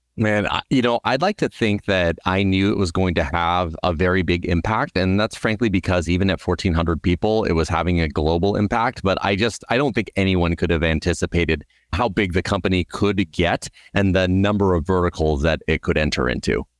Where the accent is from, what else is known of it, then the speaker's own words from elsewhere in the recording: Southern California, United States; I grew up in Southern California